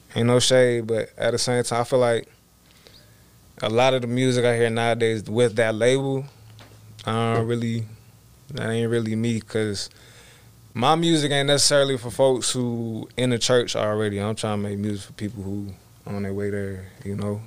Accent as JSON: {"language": "English", "region": "Georgia", "country": "United States", "tie": "born or raised there", "said": "I was born in Georgia, Wanda, Georgia"}